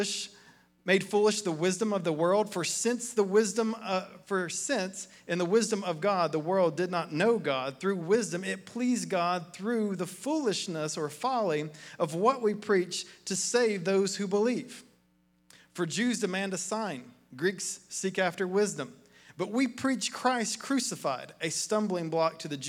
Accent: Athens, Tennessee, United States; I grew up in Athens across the river, in McMinn County

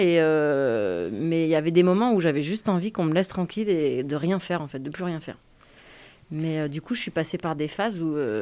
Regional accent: Yvelines, Île-de-France, France; moved away as an adult; also born or lived in Suresnes; je suis née à Suresnes, qui est dans le 92, dans l'île de France

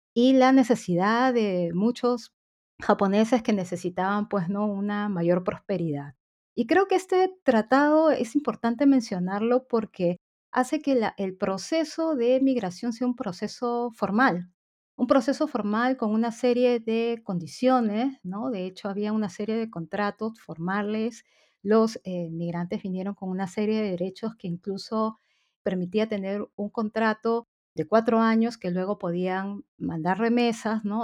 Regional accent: Peru; quienes nacimos eh, aquí, particularmente en el Perú

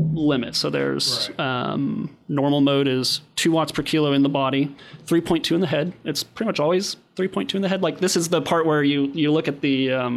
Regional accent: Kansas, United States

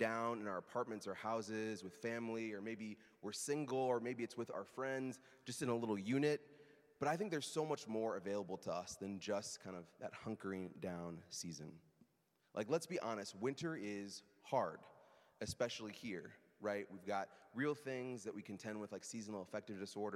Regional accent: Midwest, United States; moved away; I'm from the Midwest

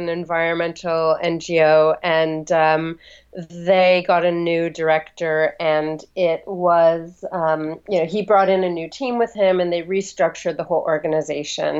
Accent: Los Angeles, California, United States; moved away as an adult; also born or lived in Santa Fe, New Mexico; now in London, United Kingdom; I grew up on the west coast of the U.S., first in Santa Fe, New Mexico, until I was about 8, and then in Los Angeles

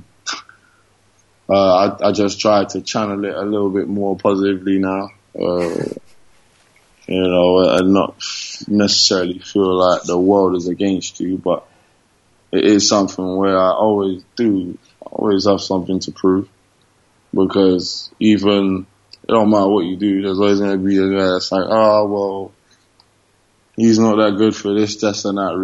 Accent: London, United Kingdom; moved away as an adult; also born or lived in Barnet / Spain / United States; now in Murcia, Spain; I grew up in White Hart Lane, and then when I was like 12, I was like 10, around that age, my parents moved to Barnet

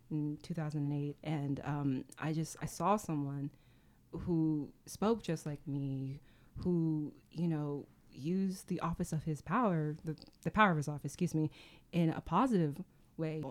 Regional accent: Sacramento, California, United States; I come from Sacramento

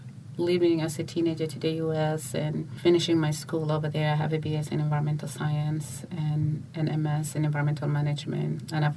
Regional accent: Uganda; also born or lived in Juba, South Sudan / United States; now in South Sudan; I was born in Juba, but I grew up in Uganda and in the U.S.

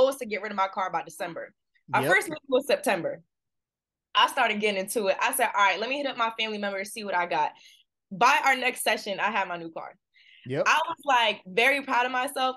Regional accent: New Jersey, United States; moved away as an adult; also born or lived in South Carolina; now in Boston, United States; I'm from New Jersey, but went to school at USC

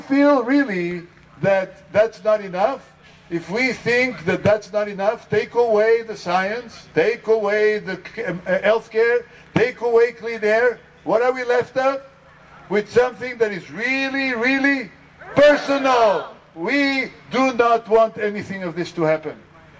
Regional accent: Israel; And I married a wonderful lady from Iran, and I am from Israel and work there

